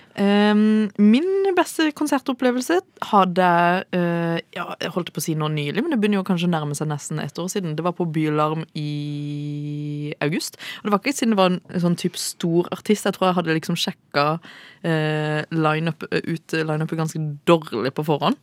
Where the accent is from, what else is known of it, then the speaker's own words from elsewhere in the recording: Kristiansand, Agder, Norway; moved away as an adult; now in Oslo, Norway; som dere hører, så er jeg jo fra Kristiansand